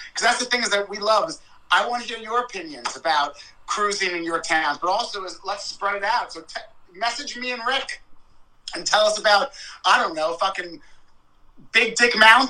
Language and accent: English; New York City, New York, United States; moved away as an adult; now in Orlando, United States; we're from New York City